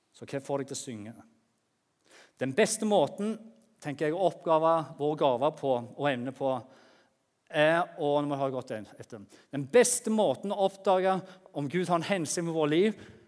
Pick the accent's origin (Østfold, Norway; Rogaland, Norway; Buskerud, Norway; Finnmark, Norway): Rogaland, Norway; Jæren; moved away; der på Jæren som jeg kommer fra